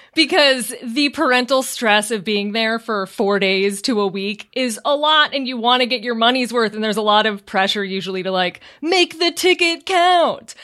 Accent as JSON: {"language": "English", "area": "outside Chicago", "region": "Illinois", "country": "United States", "tie": "born or raised there", "also_born_or_lived": "New York", "moved": "as an adult", "lives_now": "California, United States", "said": "I grew up outside Chicago"}